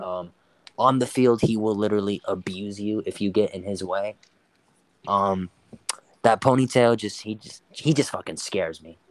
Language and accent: English; El Paso, Texas, United States; my hometown, El Paso